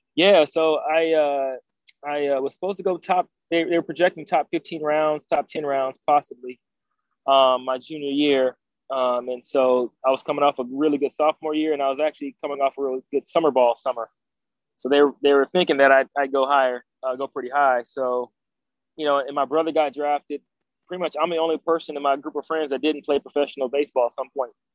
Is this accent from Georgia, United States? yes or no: yes; Decatur, Georgia, United States; I grew up in Atlanta, Georgia, um, actually more specifically Decatur